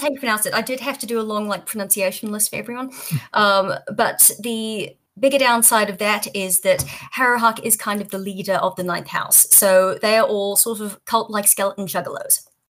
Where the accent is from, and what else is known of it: Auckland, New Zealand; born or raised there; also born or lived in Australia